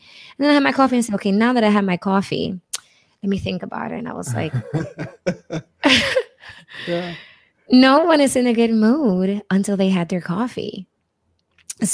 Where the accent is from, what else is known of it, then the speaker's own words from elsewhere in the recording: New Jersey, United States; now in Pittsburgh, United States; So when I moved to Pittsburgh from New Jersey, I felt like the lack of diversity was so big and it would put me in like a really sad place and I wanted to leave.